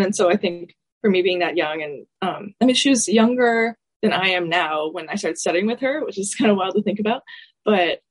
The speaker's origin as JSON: {"language": "English", "town": "Atlanta", "region": "Georgia", "country": "United States", "tie": "born or raised there", "said": "my most major teacher growing up in Atlanta was Elizabeth Cook Tishon"}